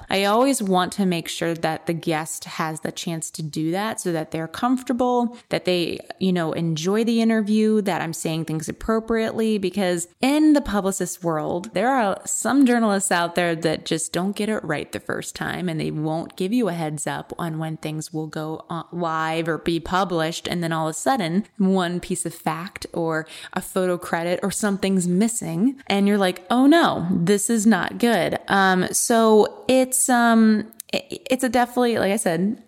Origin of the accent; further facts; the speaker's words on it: Maryland, United States; moved away as an adult; now in Maine, United States; I'm from Maryland